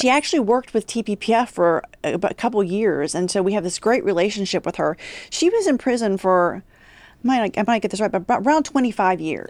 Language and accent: English; Huntington, West Virginia, United States; moved away as an adult; also born or lived in Washington, D.C.; now in Texas, United States; was born and raised in Huntington, West Virginia